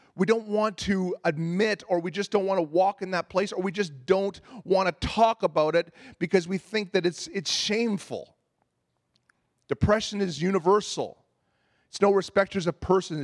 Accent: Ontario, Canada; moved away as an adult; I was a boy from Ontario, and I remember moving out here back when I was twenty years old

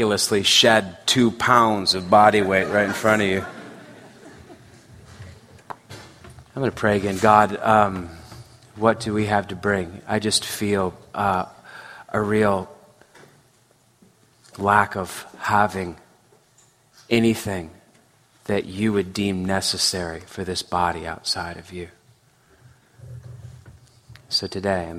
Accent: San Francisco Bay Area, California, United States; I grew up in the San Francisco Bay Area

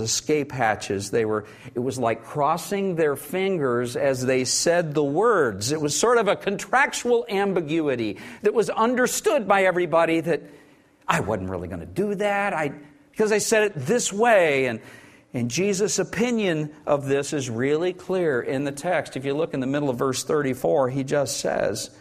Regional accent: Oklahoma, United States; I grew up weird in Oklahoma.

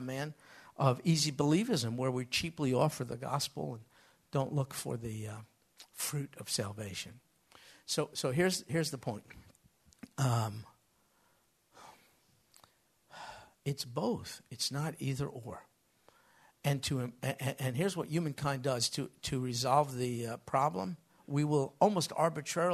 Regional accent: United States; I grew up in America.

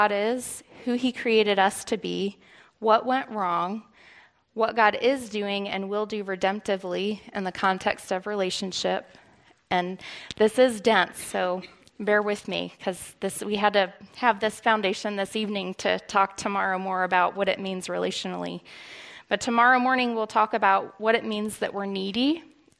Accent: Northeast Pennsylvania, United States; also born or lived in Pittsburgh, Pennsylvania; we moved to Northeast Pennsylvania, like 5 minutes from the New York border

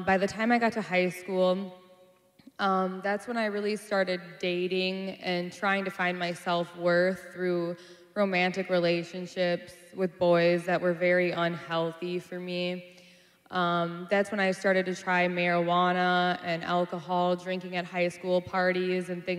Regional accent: Minneapolis, Minnesota, United States; I'm from South Minneapolis, born and raised.

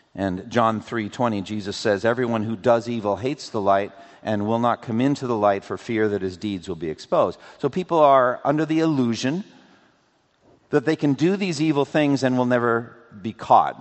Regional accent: Framingham, Massachusetts, United States; when I was growing up in Boston, eastern Massachusetts. We would drive from my home in Framingham

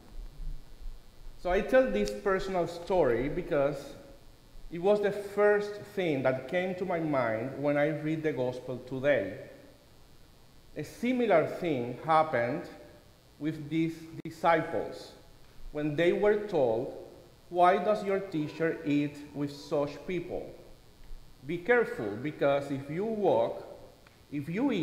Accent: Cuba; moved away; This is a popular saying in Cuba, my home country.

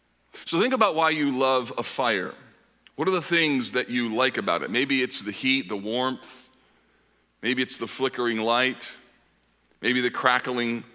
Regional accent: Grand Rapids and Kalamazoo, Michigan, United States; moved away as an adult; also born or lived in Holland, Michigan; now in Indianapolis, United States; My wife and I grew up in Grand Rapids and Kalamazoo.

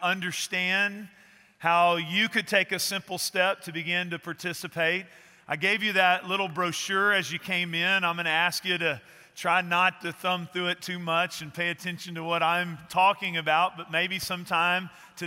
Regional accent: East Texas, United States; I grew up in East Texas

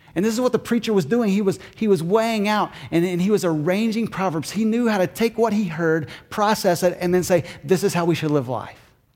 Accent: Kentucky, United States; moved away; I'm from Kentucky

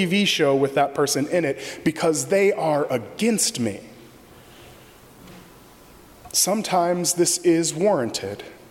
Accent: Michigan, United States; now in Arlington Heights, United States; As a kid growing up in Michigan

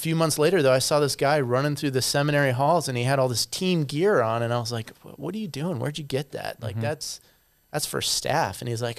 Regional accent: Arizona, United States; also born or lived in Colorado / Michigan / Chicago; Actually I'm a native of Colorado, but I grew up in Arizona, Michigan.

